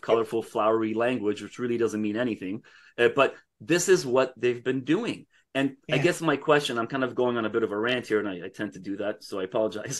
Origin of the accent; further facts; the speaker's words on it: Canada; I'm speaking as a Canadian